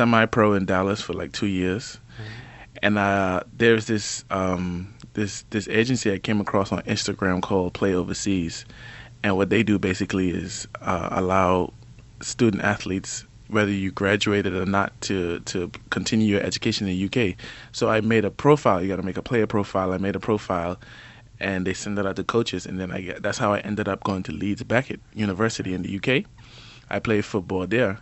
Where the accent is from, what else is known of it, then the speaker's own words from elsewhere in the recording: Cockburn Town, Turks & Caicos Islands; moved away as an adult; North Creek boy, grew up all my life in Grand Turk, went to HJ